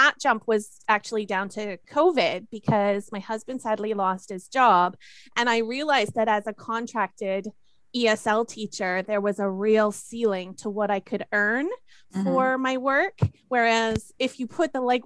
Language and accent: English; Canada; moved away as an adult; also born or lived in Japan / Germany; now in United Kingdom; I've ended up here in the UK, even though, of course, I am Canadian